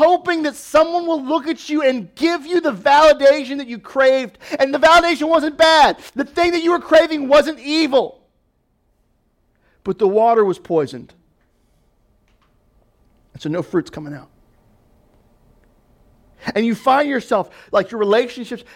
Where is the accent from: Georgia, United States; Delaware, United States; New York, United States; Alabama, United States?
Delaware, United States; also born or lived in Louisville, Kentucky; my family, we moved to Delaware when I was 7. We moved here from Louisville, Kentucky